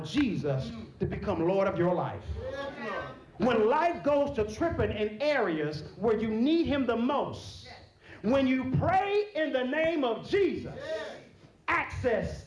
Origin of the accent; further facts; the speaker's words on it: Texas, United States; I'm from Texas